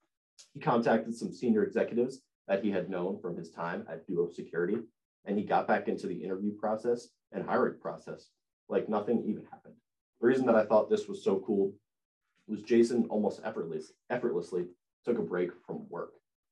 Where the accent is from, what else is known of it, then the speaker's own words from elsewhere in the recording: Rockland County, New York, United States; I'm a junior at Penn State from Rockland County, New York